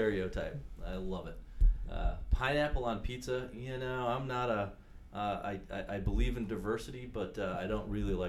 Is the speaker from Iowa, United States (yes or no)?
no; Wisconsin, United States; I'm from Wisconsin, and in fact, I still live in Wisconsin. I commute back and forth to Washington, D.C. My family lives in a small old farming community just north of Madison, where we have a boat on Lake Mendota, a couple miles from the house.